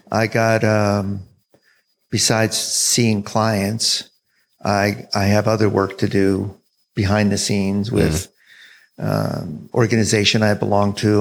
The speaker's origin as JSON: {"language": "English", "area": "South Jersey near Philadelphia", "region": "New Jersey", "country": "United States", "tie": "born or raised there", "also_born_or_lived": "Florida / San Francisco, California", "moved": "yes", "said": "I grew up in New Jersey"}